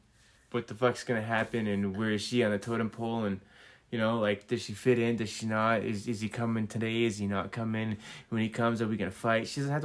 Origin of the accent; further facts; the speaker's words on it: New England, United States; I'm just kidding. It's because I'm from New England.